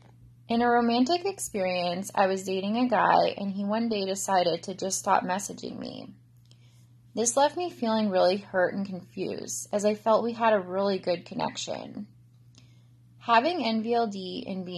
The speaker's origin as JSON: {"language": "English", "country": "Canada", "said": "I'm from Canada"}